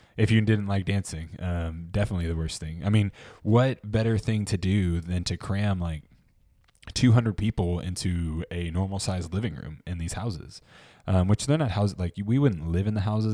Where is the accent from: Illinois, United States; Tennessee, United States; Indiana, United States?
Tennessee, United States; Memphis; I'm from Memphis